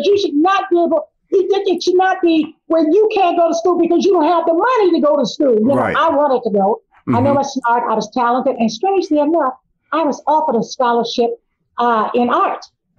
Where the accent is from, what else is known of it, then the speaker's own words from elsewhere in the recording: Miami, Florida, United States; And I remember in 1968 when I graduated here in Miami, because I was raised in Miami